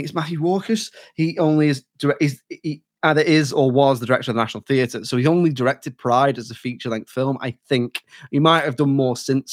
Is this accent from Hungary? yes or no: no; United Kingdom; as a British person